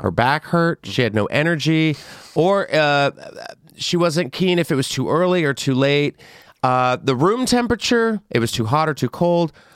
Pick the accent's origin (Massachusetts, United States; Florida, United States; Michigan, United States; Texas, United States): Texas, United States; I am from Texas